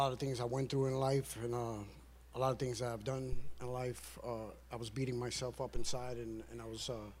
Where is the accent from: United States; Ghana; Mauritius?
United States; New York City, New York; I grew up in a heavily infested drug environment in the South Bronx.